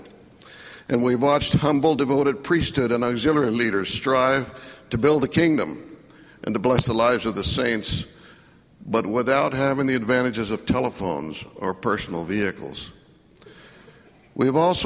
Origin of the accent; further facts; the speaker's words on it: United States; also born or lived in Mexico; I was raised and educated in the United States from about 6 years of age